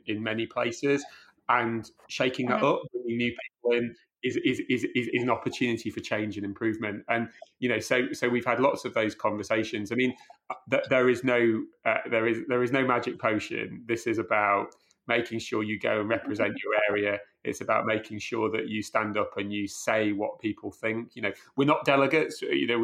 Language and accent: English; Chesterfield, East Midlands, United Kingdom; I saw that growing up in Chesterfield